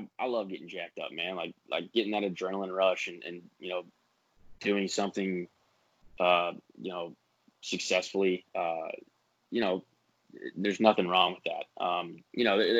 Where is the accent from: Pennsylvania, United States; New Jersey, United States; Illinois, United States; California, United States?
Pennsylvania, United States; Pittsburgh; accent: southern twang; moved away; I was born in Pittsburgh